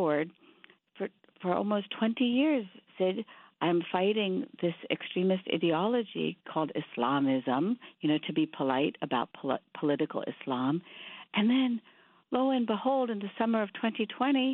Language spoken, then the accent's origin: English; India; now in United States; I grew up in India, but half my family moved to Pakistan being Muslim